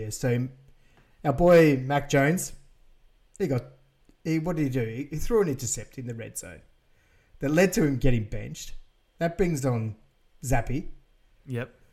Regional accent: Australia; We apologise mm. as Australian.

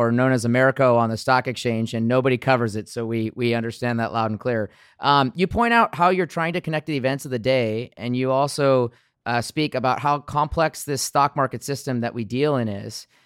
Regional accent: Seattle, Washington, United States; now in Phoenix, United States; I'm I'm born and raised on the West Coast. Um, I was born and raised in Seattle. I live in Phoenix now.

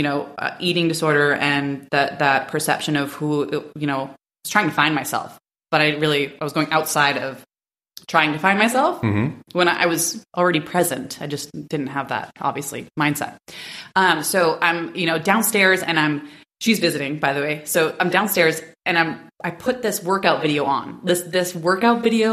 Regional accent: New Hampshire, United States; moved away as an adult; I'm from New Hampshire.

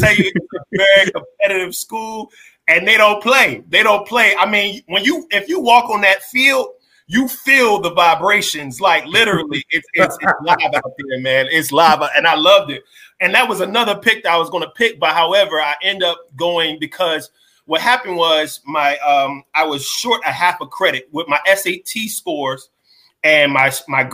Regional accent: New Jersey, United States; I'm from Jersey

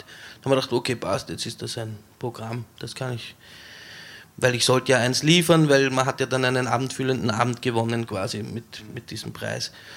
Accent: Weinviertel, Lower Austria, Austria; Ich bin in Niederösterreich aufgewachsen, im Weinviertel an der Grenze zum Machfeld

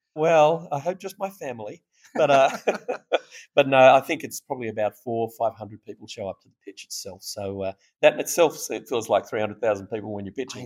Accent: Australia; accent: Australian; now in Austin, United States; We're based here in Austin, although from my accent you can hear I'm Australian

